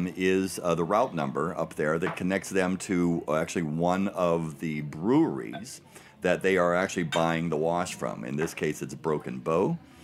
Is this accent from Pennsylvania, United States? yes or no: yes; Pittsburgh, Pennsylvania, United States; moved away; I'm originally from Pittsburgh